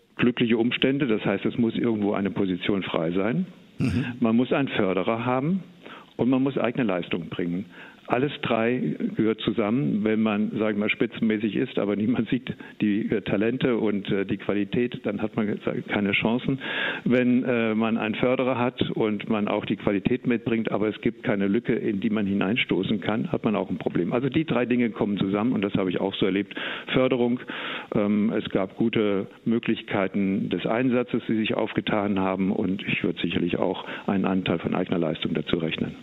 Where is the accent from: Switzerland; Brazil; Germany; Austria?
Germany; Eschwege, Hesse; ich komme aus Eschwege und von daher also hier oben in Nordhessen auch zu Hause